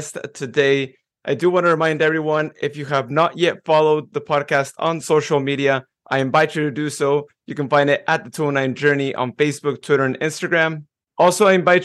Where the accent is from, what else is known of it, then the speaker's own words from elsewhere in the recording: near Patterson, California, United States; I grew up near Patterson